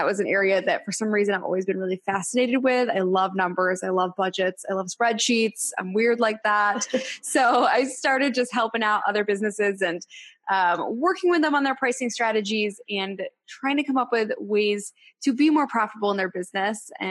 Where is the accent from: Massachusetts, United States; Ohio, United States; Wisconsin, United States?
Massachusetts, United States; Boston; also born or lived in Los Angeles; now in Nashville, United States; I am originally from Boston, Massachusetts, and then spent some time in LA, and I now live in Nashville.